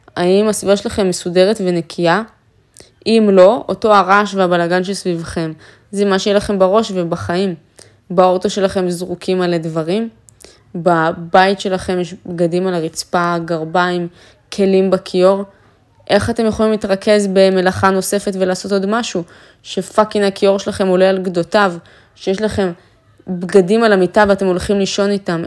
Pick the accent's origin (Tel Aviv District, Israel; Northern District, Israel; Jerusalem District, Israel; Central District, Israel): Northern District, Israel; Afula; moved away; אפריקית מעפולה, מהשכונה, מהבניין של עמידר